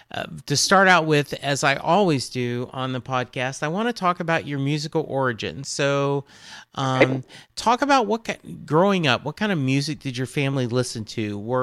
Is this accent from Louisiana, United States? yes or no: yes; Louisiana, United States; now in Dallas, United States; Because I grew up in Louisiana, but moved here in 86.